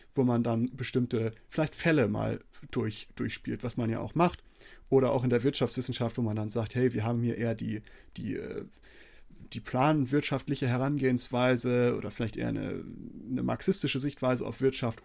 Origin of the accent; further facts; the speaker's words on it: Germany; bei uns in Deutschland, zumindest bei mir in der Schule